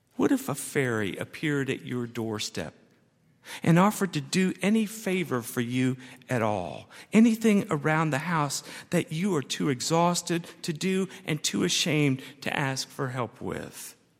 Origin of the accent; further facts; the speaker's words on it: United States; I'm an American and I am proud of that.